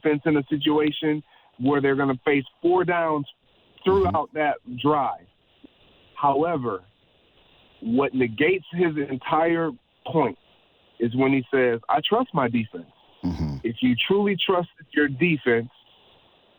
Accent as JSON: {"language": "English", "region": "Michigan", "country": "United States", "said": "I'm from Michigan"}